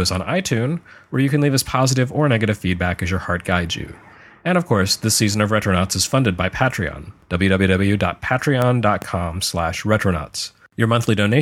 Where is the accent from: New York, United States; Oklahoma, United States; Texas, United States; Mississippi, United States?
Texas, United States; Lubbock; My hometown, Lubbock, Texas